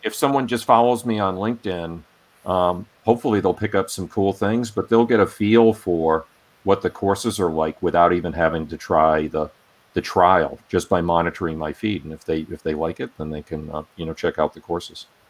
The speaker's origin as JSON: {"language": "English", "region": "Rhode Island", "country": "United States", "tie": "born or raised there", "said": "I grew up in Rhode Island"}